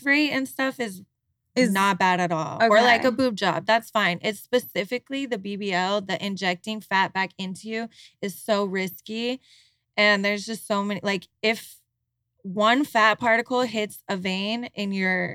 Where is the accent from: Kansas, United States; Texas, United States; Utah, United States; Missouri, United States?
Utah, United States; moved away; We're all from Utah. We all grew up Mormon.